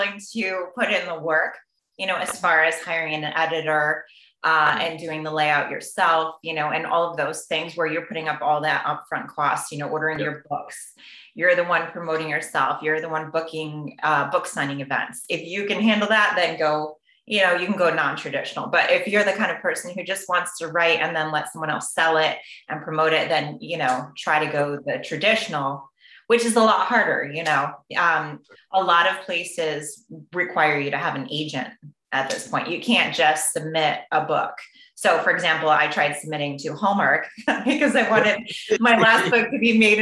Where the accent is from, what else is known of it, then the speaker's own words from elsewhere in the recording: Rotterdam, New York, United States; I went to Mahanison, so the Rotterdam area, more Schenectady than Albany